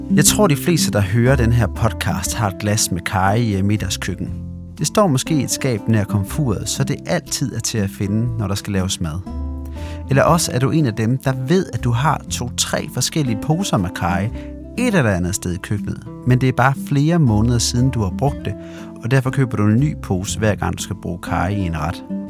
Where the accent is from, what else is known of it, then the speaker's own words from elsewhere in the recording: Denmark; i Jylland, hvor jeg kommer fra